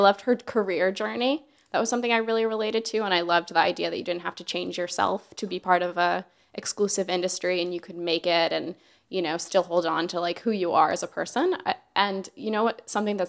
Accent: Alabama, United States; born there; also born or lived in Virginia / Hawaii; I've lived all over the United States. You know, I was born in Alabama, I lived in Virginia, I've lived in Hawaii.

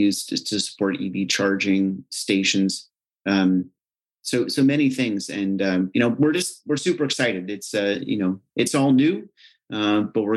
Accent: United States; I don't have a Ukrainian accent. I'm actually from the States

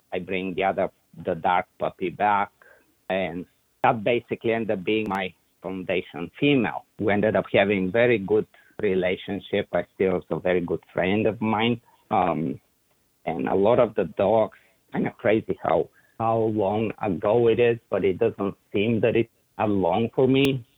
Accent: Bulgaria; English is a second language; moved away as an adult; now in Plant City, United States; early 80s started in Bulgaria, it was the it was the whole communist era

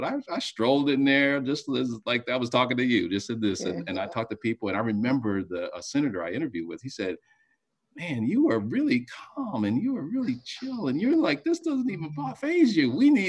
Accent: Washington, District of Columbia, United States; That's right, Southeast, and then moved around, but was born in Southeast

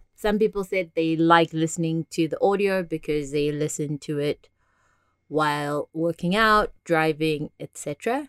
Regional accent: South Africa; now in Las Vegas, United States; I am South African-born, Vegas living person

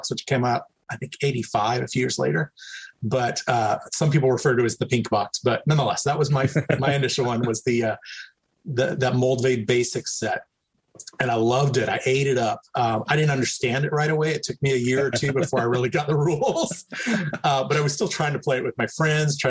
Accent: Texas, United States; moved away as an adult; also born or lived in New Mexico; now in California, United States; I grew up in the U.S. Southwest, and primarily Texas and New Mexico

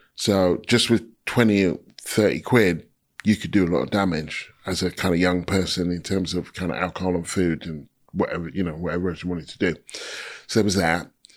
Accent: United Kingdom

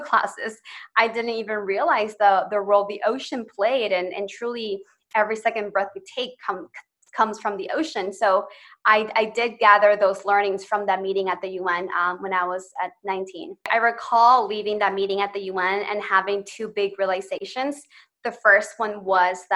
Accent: Chicago, Illinois, United States; also born or lived in Ecuador; I moved to Chicago when I was 7

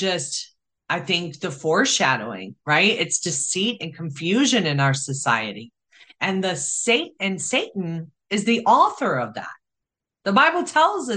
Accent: Chicago, Illinois, United States; I grew up in Chicago with street smarts

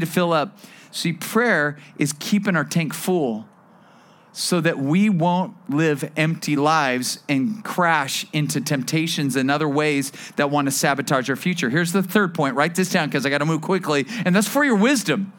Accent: Bakersfield, California, United States; also born or lived in Las Vegas; now in Thousand Oaks, United States; I'm a desert guy. I grew up in Bakersfield

